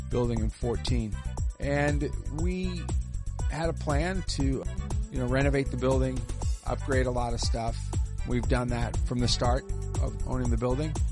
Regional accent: Boston, Massachusetts, United States; moved away as an adult; now in Dayton, United States; Boston. I moved here in 1988 owned a few businesses. My first hockey situation here in Dayton was at Sports Plus. You know, I played hockey in Boston.

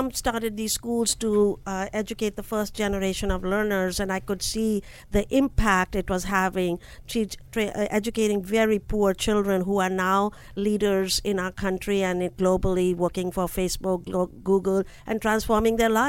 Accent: New Delhi, Delhi, India; moved away as an adult; now in United States; New Delhi.

